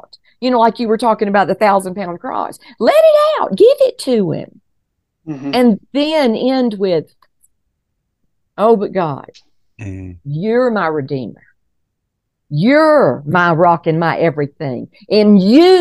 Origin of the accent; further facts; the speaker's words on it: Colorado, United States; here we are from Colorado